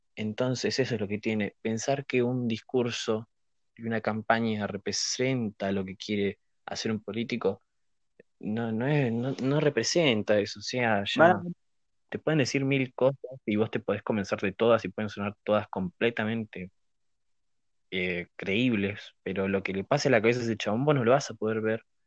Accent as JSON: {"language": "Spanish", "country": "Argentina", "said": "como ciudadano argentino"}